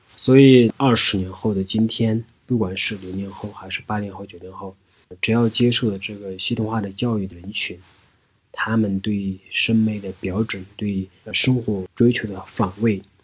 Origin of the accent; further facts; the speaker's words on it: Jainca County, Qinghai, China; moved away; 青海省华南镇，尖扎县牧区是我的故乡